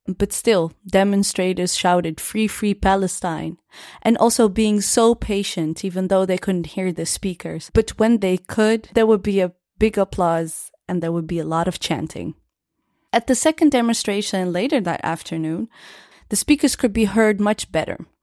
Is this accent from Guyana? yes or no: no; Netherlands; born and raised in the Netherlands